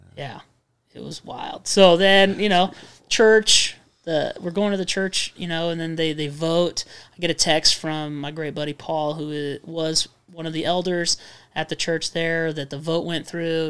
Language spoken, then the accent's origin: English; Redlands, California, United States; moved away; a church from Redlands, the city we were born and raised